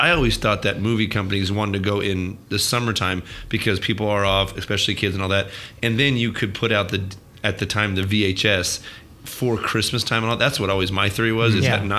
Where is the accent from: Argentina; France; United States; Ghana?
United States; Redlands, California; growing up in Redlands